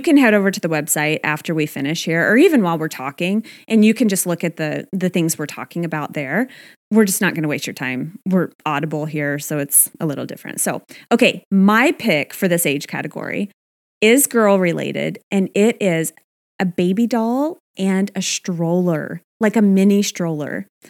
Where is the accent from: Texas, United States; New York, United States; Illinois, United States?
Texas, United States; my home state of Texas